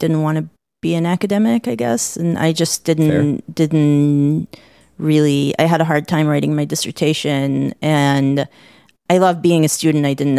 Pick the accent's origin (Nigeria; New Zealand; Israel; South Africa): Israel; now in United States; because I'm originally from Israel, which we can talk about later